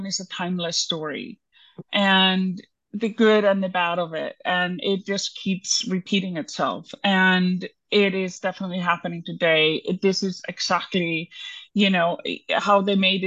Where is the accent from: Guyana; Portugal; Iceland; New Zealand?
Iceland; moved away; I'm from Iceland